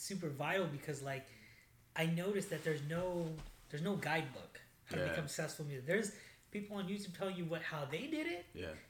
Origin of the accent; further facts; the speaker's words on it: Sacramento, California, United States; But I grew up actually in South Sac. I grew up off of, I don't know if you know, Back Road Power Inn.